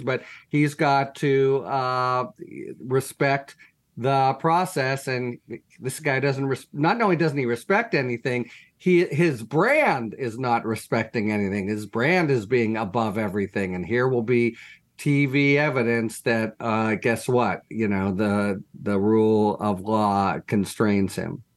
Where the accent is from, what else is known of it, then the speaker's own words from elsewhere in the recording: Pittsburgh, Pennsylvania, United States; the Tree of Life Massacre, that's my hometown synagogue